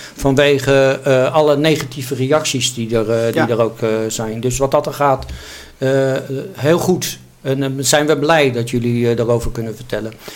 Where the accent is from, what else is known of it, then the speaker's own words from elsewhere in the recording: Netherlands; als Nederlanders, als mensen in één land